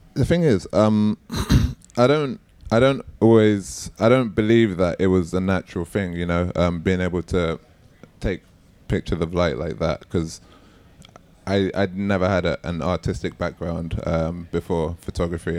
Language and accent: English; London, United Kingdom; I'm born and raised in East London